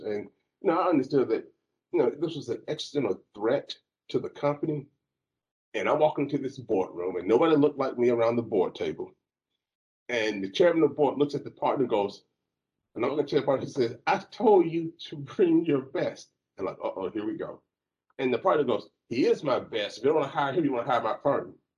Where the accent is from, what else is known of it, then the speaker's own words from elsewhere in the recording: Alabama, United States; moved away as an adult; also born or lived in Jacksonville, Florida / Texas; I grew up in Alabama